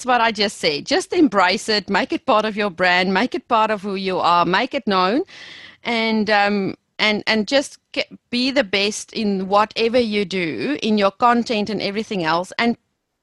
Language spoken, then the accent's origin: English; South Africa; accent: South African; moved away as an adult; I think I will never lose my South African accent.